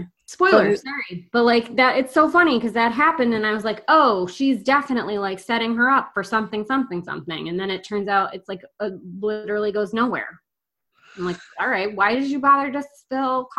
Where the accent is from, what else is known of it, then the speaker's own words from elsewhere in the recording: United States; We're dumb American women